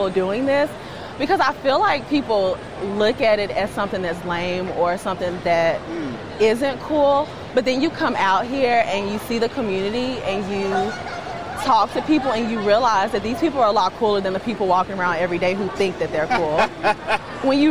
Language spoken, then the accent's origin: English; Tuscaloosa, Alabama, United States; I'm from Tuscaloosa originally.